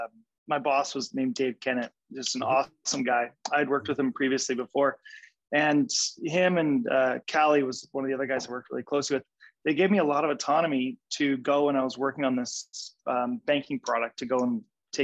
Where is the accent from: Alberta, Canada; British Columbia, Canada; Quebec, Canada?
British Columbia, Canada; Vancouver; also born or lived in Kootenays; we're from Vancouver. We have some nice boats here